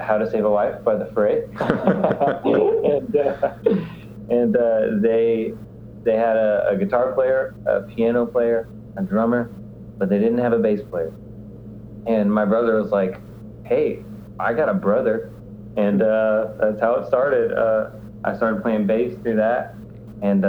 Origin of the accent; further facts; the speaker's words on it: Nashville, Tennessee, United States; also born or lived in Evansville, Indiana; we moved down to Nashville, Tennessee when I was 5